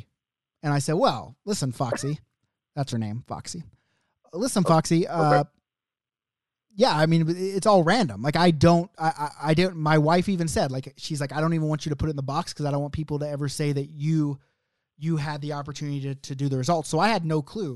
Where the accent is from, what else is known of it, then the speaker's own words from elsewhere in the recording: Oklahoma City, Oklahoma, United States; OKC, my hometown